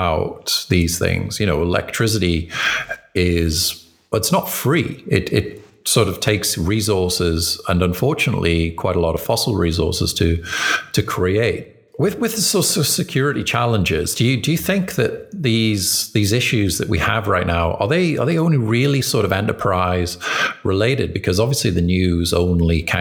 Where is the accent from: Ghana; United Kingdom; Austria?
United Kingdom; I'm British